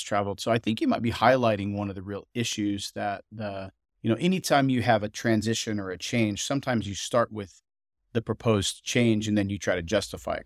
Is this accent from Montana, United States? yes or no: yes; Montana, United States; I grew up, uh, surrounded by outdoorsmen in Montana